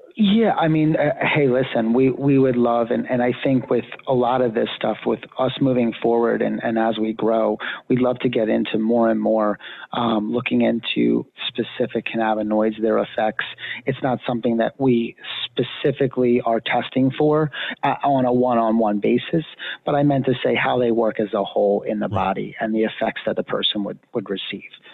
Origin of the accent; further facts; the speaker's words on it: Pennsylvania, United States; moved away; I'm actually from Pennsylvania originally